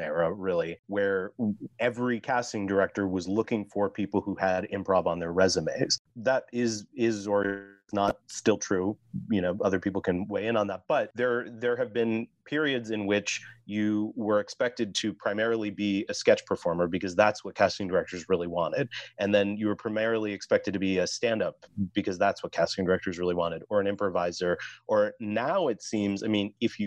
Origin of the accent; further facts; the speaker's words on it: Midwest, United States; I'm from the Midwest.